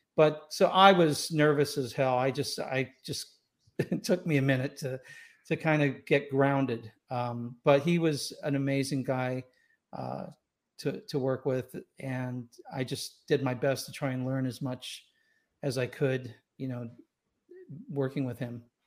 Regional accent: Los Angeles, California, United States; also born or lived in Scotland / Tampa / Escondido; now in Rancho Santa Fe, United States; I grew up in Los Angeles. I was born in Scotland. I grew up in Los Angeles

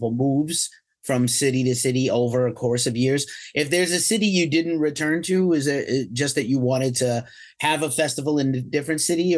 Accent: New York, United States; moved away; I'm from New York originally

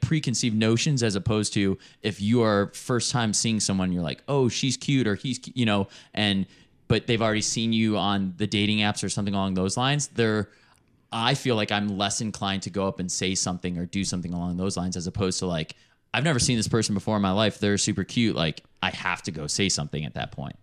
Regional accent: Chicago, Illinois, United States; now in Denver, United States; I'm from Chicago originally

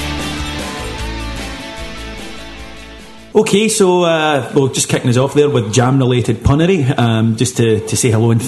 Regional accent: Kilwinning, Scotland, United Kingdom; I'm 32 years old, I come from Kilwinning

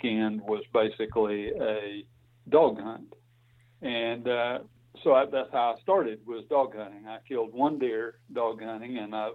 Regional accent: Dothan, Alabama, United States; I grew up on a farm down near Dothan, Alabama

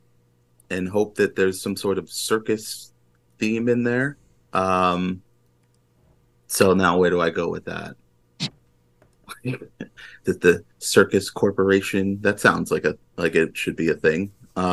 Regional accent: United States; I am an American

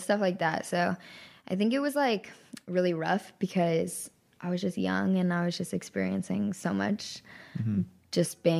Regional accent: Texas, United States; I'm from Texas

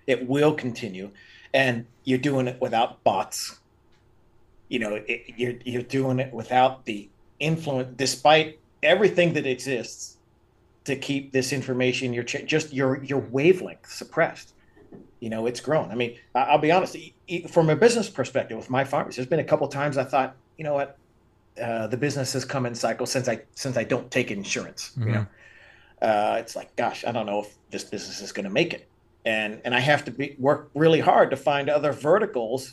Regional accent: Pennsylvania, United States; now in Las Vegas, United States; I grew up in Pennsylvania. We had 20 head of cattle on our farm

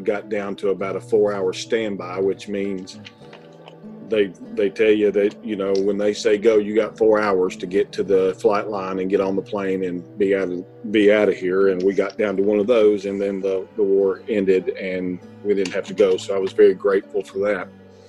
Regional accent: Knoxville, Tennessee, United States; also born or lived in Atlanta, Georgia / White Pine, Tennessee; her and my sister moved from Atlanta to Knoxville, Tennessee. That's where I grew up.

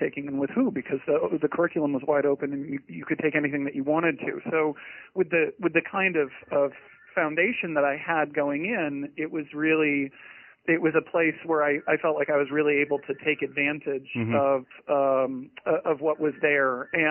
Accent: Portland, Maine, United States; Well, I grew up just outside of Portland, Maine, which is a gorgeous place to live

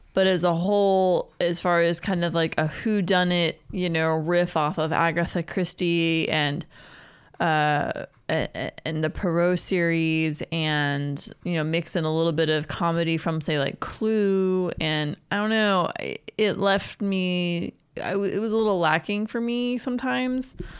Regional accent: Pennsylvania, United States; moved away; also born or lived in Pittsburgh; I grew up in Pennsylvania in my high school years.

